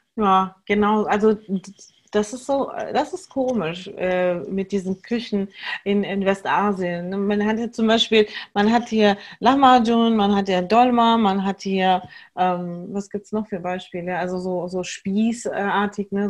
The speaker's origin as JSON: {"language": "German", "country": "Germany", "tie": "born or raised there", "said": "Wir als hier in, in Deutschland Geborene"}